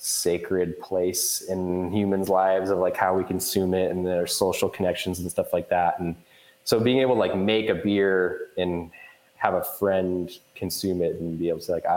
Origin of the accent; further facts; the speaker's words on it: Portland, Oregon, United States; also born or lived in Newport, Oregon; I'm from the Portland area originally